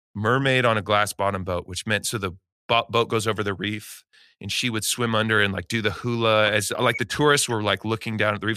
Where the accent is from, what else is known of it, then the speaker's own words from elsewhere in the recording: Eugene, Oregon, United States; moved away as an adult; I grew up in Eugene, Oregon